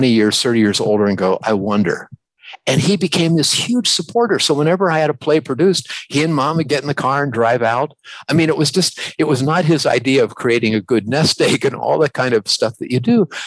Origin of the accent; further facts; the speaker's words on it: New Philadelphia, Ohio, United States; I grew up in New Philadelphia, Ohio.